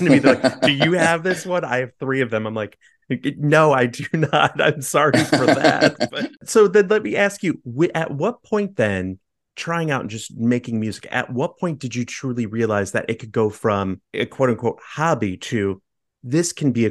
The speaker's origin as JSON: {"language": "English", "town": "Chicago", "region": "Illinois", "country": "United States", "tie": "born or raised there", "said": "I grew up in Chicago and I live in Chicago"}